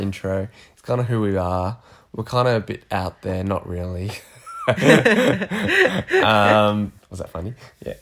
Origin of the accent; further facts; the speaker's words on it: Australia; also born or lived in United States; I grew up in Australia. I haven't really left Australia